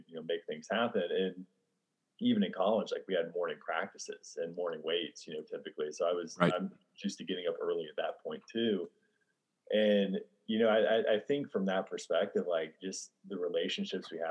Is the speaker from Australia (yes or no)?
no; Midwest, United States; growing up in the Midwest. You know, we had a small dairy farm